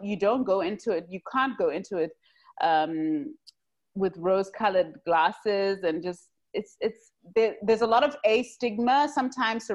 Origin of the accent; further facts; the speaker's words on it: Zimbabwe; us growing up in Zim